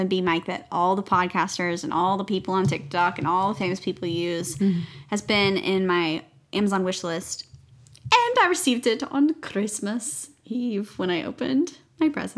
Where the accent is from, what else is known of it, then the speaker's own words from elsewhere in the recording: the South, United States; growing up in the South